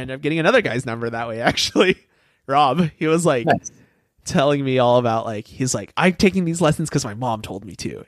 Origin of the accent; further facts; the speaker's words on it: Minneapolis, Minnesota, United States; I'm from Minneapolis area